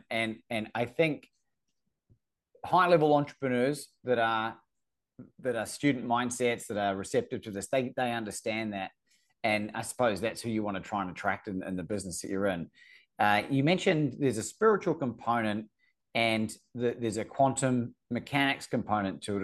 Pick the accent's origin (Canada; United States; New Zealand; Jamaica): New Zealand; I'm from New Zealand